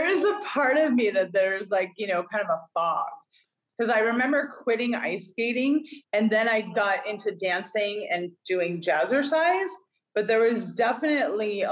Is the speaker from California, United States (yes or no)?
yes; Northern California, United States; also born or lived in Hawaii / Vancouver, Washington / Portland, Oregon / New York City; now in Greenville, United States; We actually had an ice rink, many ice rinks where I grew up in Northern California.